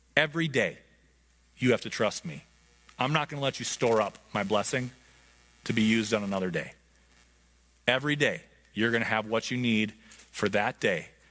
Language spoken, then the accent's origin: English; Montana, United States; I grew up in Montana